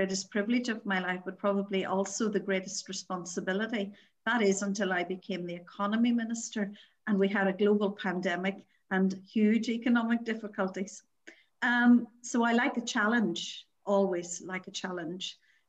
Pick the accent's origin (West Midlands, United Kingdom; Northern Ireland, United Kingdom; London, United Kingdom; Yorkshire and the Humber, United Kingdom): Northern Ireland, United Kingdom; born or raised there